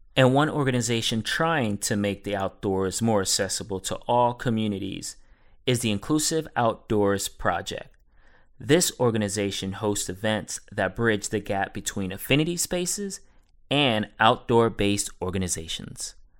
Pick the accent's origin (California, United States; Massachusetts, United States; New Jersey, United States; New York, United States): New York, United States; New York City; I'm from Brooklyn